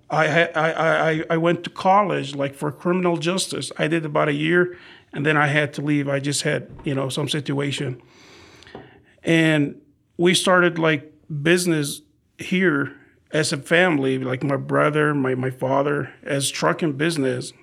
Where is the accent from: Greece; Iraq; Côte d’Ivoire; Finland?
Iraq; Baghdad, Baghdad Governorate; English is a second language; also born or lived in Arizona; now in San Antonio, United States; in Iraq, we are from Baghdad.